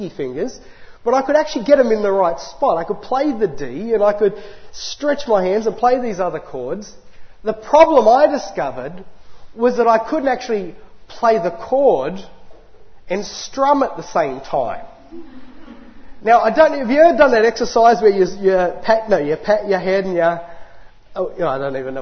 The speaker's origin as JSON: {"language": "English", "town": "Lithgow", "region": "New South Wales", "country": "Australia", "tie": "born or raised there", "also_born_or_lived": "Newcastle, New South Wales", "said": "I was born up north in Newcastle on the beautiful Lake Macquarie. But I spent my early and formative years in another great metropolis, the great city of Lithgow."}